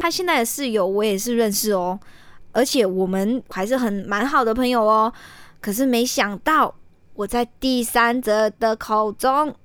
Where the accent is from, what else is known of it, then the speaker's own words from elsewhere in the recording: Malaysia; moved away as an adult; now in Taiwan; 我来自马来西亚的嘛。那自己一个独自过来台湾留学